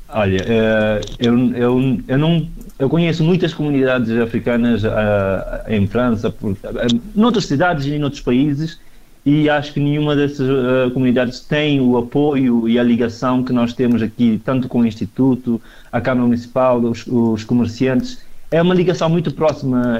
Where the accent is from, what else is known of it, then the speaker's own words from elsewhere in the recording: Cape Verde; now in Bragança, Portugal; eu e mais dois amigos somos de Cabo Verde